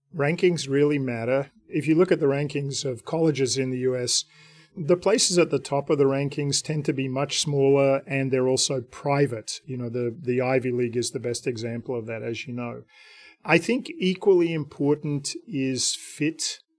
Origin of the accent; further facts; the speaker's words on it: Canberra, Australian Capital Territory, Australia; moved away as an adult; now in United States; I grew up in Canberra